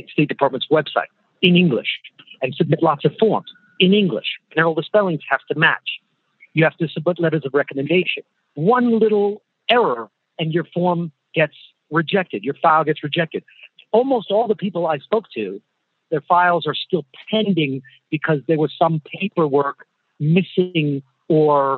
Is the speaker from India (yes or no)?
no; United States; as an American